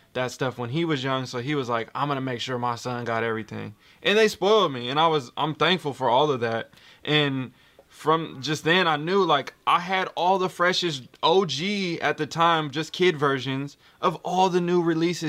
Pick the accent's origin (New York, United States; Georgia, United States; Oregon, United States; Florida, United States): Oregon, United States; Portland; I'm from Portland, Oregon